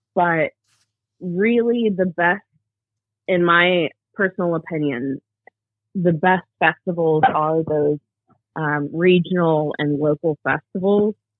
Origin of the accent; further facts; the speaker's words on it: Cumming, Georgia, United States; also born or lived in Gainesville, Georgia; now in Atlanta, United States; I am Georgia born and raised. Um, I grew up in Cumming, Georgia